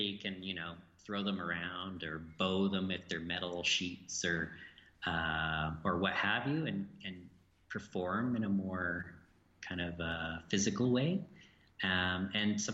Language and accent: English; Edmonton, Alberta, Canada; I'm from Edmonton in Alberta